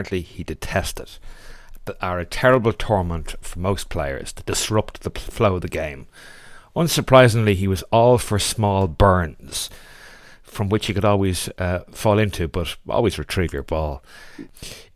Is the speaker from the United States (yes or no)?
no; Ireland; being Irish